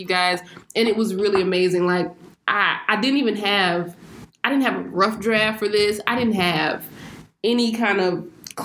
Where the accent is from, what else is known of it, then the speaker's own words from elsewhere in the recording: Augusta, Georgia, United States; I'm from Augusta